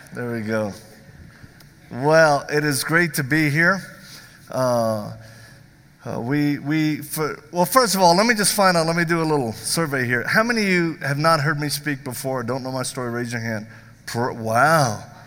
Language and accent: English; the South, United States; I'm from the South